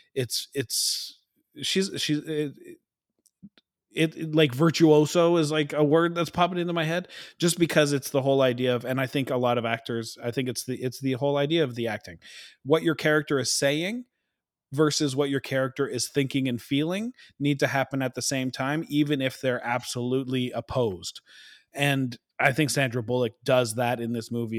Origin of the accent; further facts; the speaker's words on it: Canada; we're so Canadian